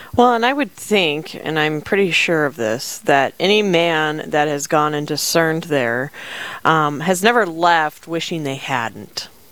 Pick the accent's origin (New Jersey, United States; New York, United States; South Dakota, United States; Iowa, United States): South Dakota, United States; Rapid City; now in Sioux Falls, United States; I'm originally from Rapid City, South Dakota